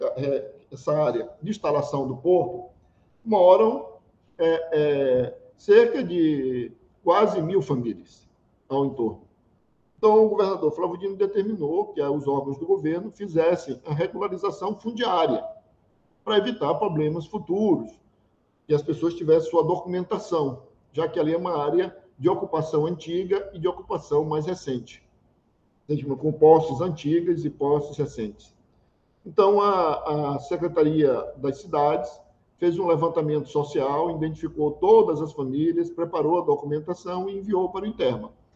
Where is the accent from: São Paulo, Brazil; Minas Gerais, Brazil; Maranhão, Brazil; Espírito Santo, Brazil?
Maranhão, Brazil; São Luís; Eu nasci, eu nasci e fui criado no Anil, um bairro de São Luís